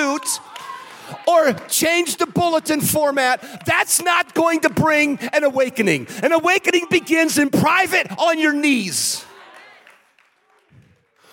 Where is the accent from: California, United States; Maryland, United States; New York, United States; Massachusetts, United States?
California, United States; San Francisco; I was born in San Francisco